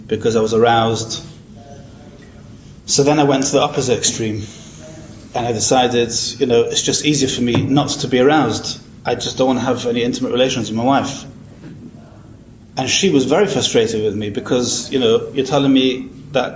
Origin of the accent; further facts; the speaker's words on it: Manchester, North West England, United Kingdom; I'm from Manchester in England